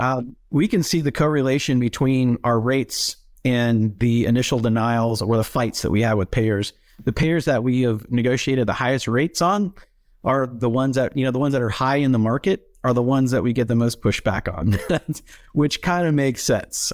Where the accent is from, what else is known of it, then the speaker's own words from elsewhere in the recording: Atlanta, Georgia, United States; moved away as an adult; also born or lived in Tennessee; I grew up in the Atlanta area and suburbs of, of Atlanta, Georgia